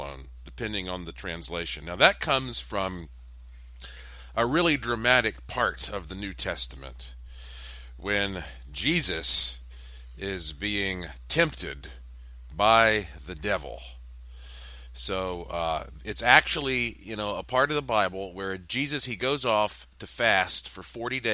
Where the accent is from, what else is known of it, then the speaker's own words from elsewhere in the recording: Western North Carolina, United States; I was raised up in the South, in Billy Graham land, where there is a church on the corner of every street in Western North Carolina